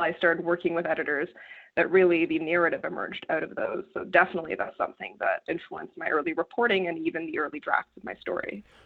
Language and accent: English; Canada; I come from Canada. I come from a rural part of Canada where opioid addiction is a huge problem in the communities